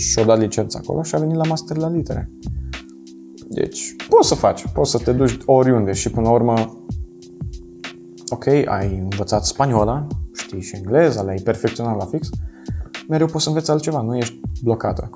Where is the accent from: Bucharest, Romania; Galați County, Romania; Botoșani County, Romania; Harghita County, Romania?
Botoșani County, Romania; Dorohoi; also born or lived in Italy; now in Cluj-Napoca, Romania; tu și eu suntem din Moldova, adică da. eu din Dorohoi